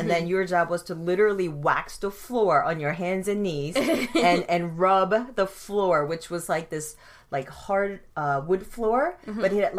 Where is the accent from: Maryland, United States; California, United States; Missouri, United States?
Maryland, United States; Baltimore; and we grew up in Baltimore, and Baltimore, Maryland, and it was okay. First couple of years were really tough, but that's just, I think, normal for any immigrant family trying to adjust to a new world.